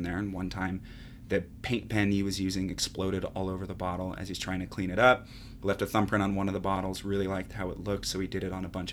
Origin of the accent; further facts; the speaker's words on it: San Jose, California, United States; growing up in San Jose, you're right by the Santa Cruz Mountains